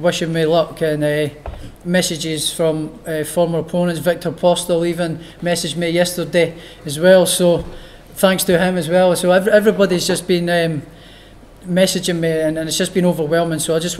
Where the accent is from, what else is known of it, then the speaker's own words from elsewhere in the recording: Edinburgh, Scotland, United Kingdom; Easter Road, my hometown football club